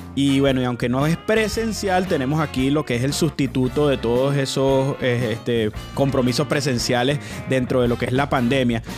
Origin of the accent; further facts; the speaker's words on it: Venezuela; now in Weston, United States; nosotros como venezolanos pues éramos déspotas